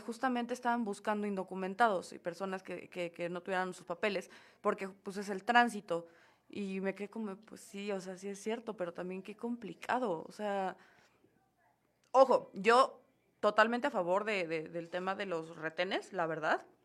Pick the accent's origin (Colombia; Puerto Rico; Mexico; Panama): Mexico; como mexicanos